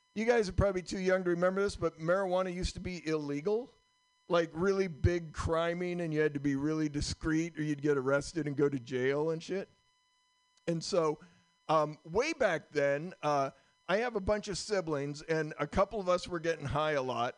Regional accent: Vermont, United States; I'm from Vermont

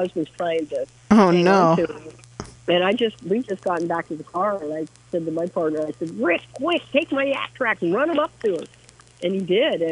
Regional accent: Missoula, Montana, United States; my hometown in Missoula

